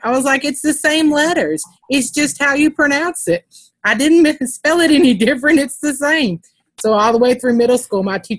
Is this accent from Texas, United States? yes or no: yes; Texas, United States; accent: Texas; I know here in Texas, our accents are pretty predominant.